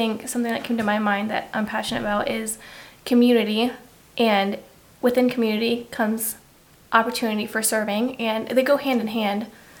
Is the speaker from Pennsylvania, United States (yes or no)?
yes; Pennsylvania, United States; now in Ohio, United States; I was originally from Pennsylvania and am now living in Ohio with my husband's area and feels like home.